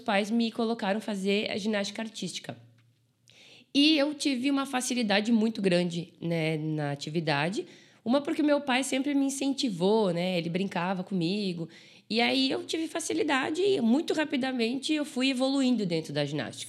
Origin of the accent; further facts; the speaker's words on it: Brazil; eu sou de, de Caxias